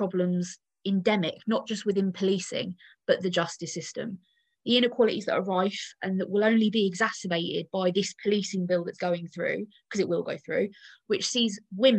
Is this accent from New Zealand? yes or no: no; the South of England, United Kingdom; I say this as a Southerner myself